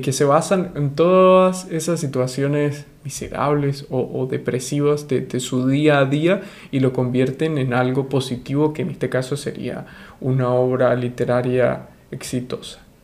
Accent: Venezuela; de Venezuela

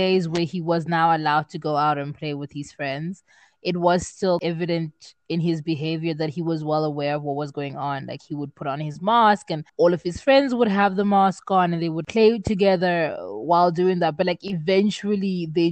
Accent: Zimbabwe; now in South Africa; I come from Zimbabwe

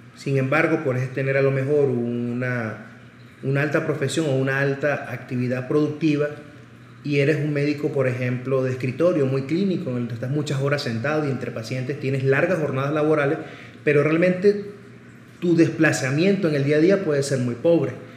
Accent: Caracas, Capital District, Venezuela; moved away as an adult; also born or lived in Barcelona, Spain; now in Puebla, Mexico; Nací en Caracas, Venezuela y me formé como médico general y cardiólogo también en mi país

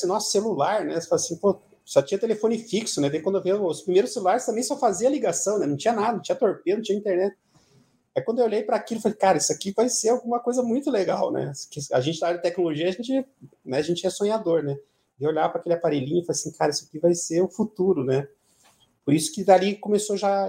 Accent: Pinhais, Paraná, Brazil; also born or lived in Ponta Grossa / Curitiba; eu nasci em Ponta Grossa lá e, e o meu pai. É acho que na, na época, por questões de melhorar as condições de, de vida nossa, ele conseguiu um emprego aqui na cidade, na cidade de Pinhais, na época, e a gente se mudou para cá. E então eu morei um tempo em Pinhais, depois mudei para Curitiba.

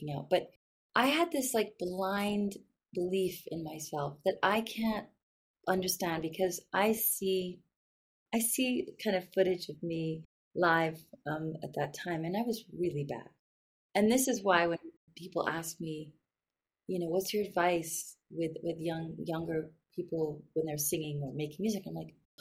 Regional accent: London, United Kingdom; moved away; also born or lived in New York, United States; I was actually born in New York, and then I grew up in London

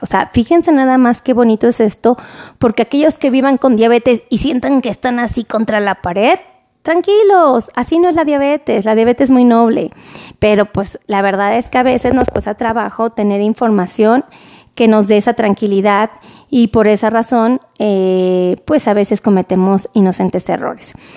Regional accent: Mexico City, Mexico; como buena chilanga

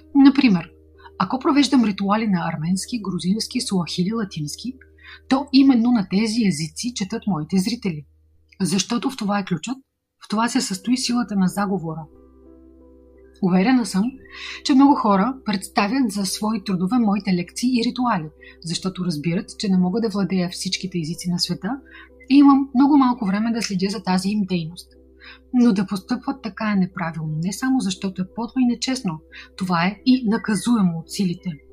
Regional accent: Bulgaria; от България, създател и администратор на официалният канал на Ведма Инга Хосроева за България

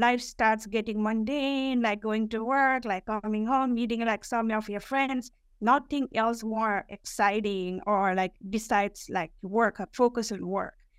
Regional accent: Kathmandu, Bagmati, Nepal; moved away as an adult; now in New York, United States; I was born and raised in Kathmandu

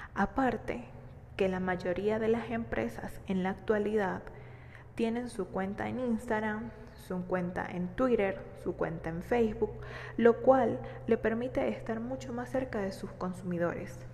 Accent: Venezuela; Soy economista, venezolana y completamente enamorada de mi país

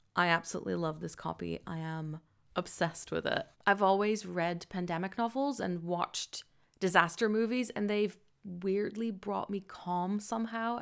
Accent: Netherlands; now in London, United Kingdom; I am originally from the Netherlands and I currently live just outside of London

